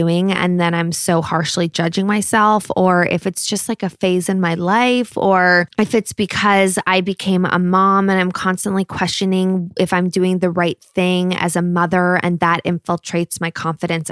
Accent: Los Angeles, California, United States; I grew up here. So I grew up in Los Angeles

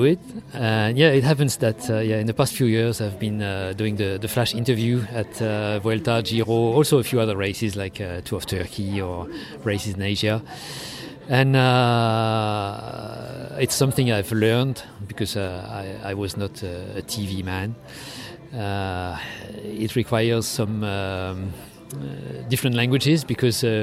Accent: Brest, Brittany, France; I was born in Brest, as you said, a bit of a time ago, not far from here.

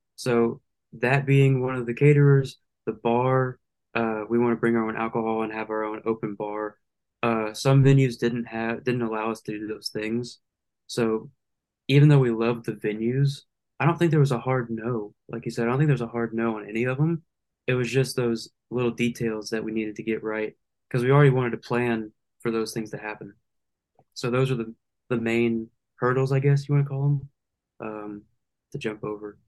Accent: Lake Charles, Louisiana, United States; I'm from Lake Charles, Louisiana, born and raised

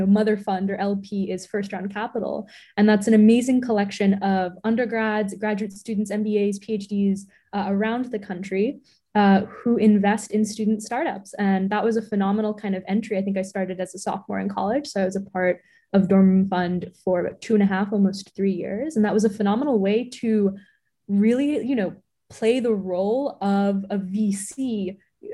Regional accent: Boston, Massachusetts, United States; also born or lived in New York City; And I was born in New York City, and then they decided to raise us in the suburbs of Boston. So, and that's where I am right now.

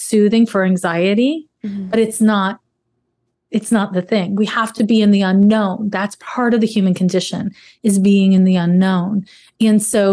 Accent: Canada; I'm Canadian.

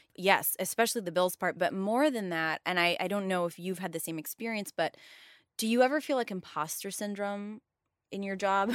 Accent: Miami, Florida, United States; born or raised there; moved away

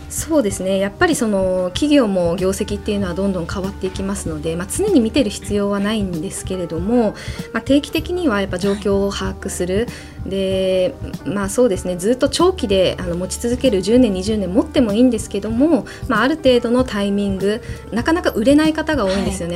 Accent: Kumamoto, Japan; moved away; 私熊本出身なんですがその熊本で

